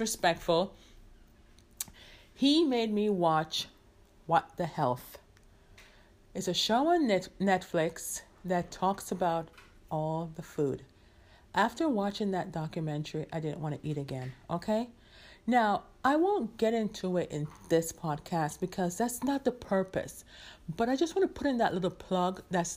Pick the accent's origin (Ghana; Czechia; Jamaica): Jamaica; as a Jamaican